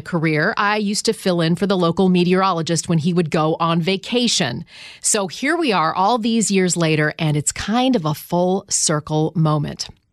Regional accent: Ottawa, Ontario, Canada; moved away; my hometown of Ottawa, Canada

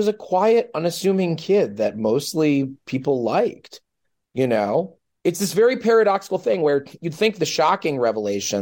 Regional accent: United States; my home country of the United States of America

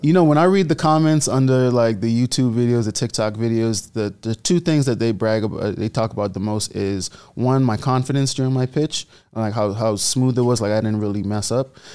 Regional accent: Bahamas; moved away; I was born and raised in the Bahamas, which my country loved.

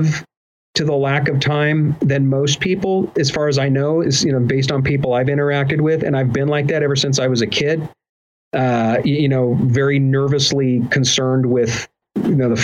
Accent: Southern California, United States; growing up in Southern California.

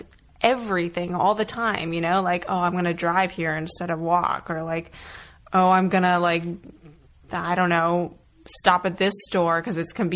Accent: rural New Hampshire, United States; also born or lived in Connecticut / Vermont; my parents and I moved from Connecticut to rural New Hampshire, to a house on a hill sort of isolated

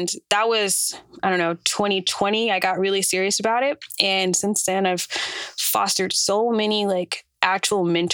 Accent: Atlanta, Georgia, United States; moved away as an adult; now in New York, United States; I am an artist from Atlanta, Georgia. And I moved here from there in 2020

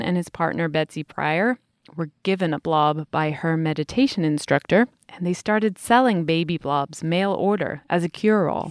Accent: United Kingdom; as a Brit, tea is my national beverage

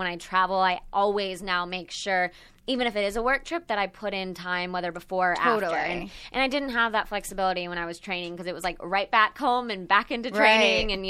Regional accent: Texas, United States; I grew up in Texas, and so I don't know. I'm the only child

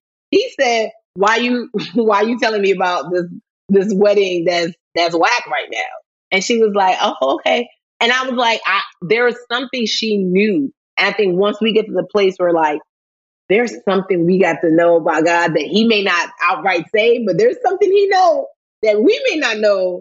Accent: Nigeria; as a Nigerian

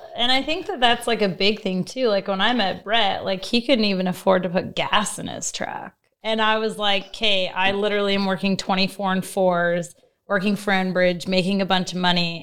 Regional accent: Fort McMurray, Alberta, Canada; I was from Fort McMurray. So I'm an oil field girl.

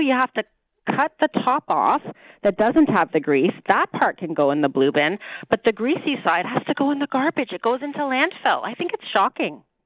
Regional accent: Toronto, Ontario, Canada; I was born and raised in Toronto

